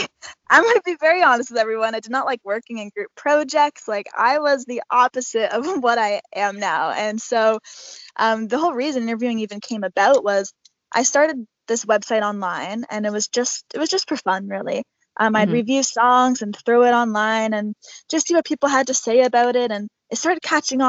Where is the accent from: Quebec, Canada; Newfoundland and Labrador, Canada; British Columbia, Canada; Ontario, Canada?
Ontario, Canada; Toronto; SummerSlam happened to be in my hometown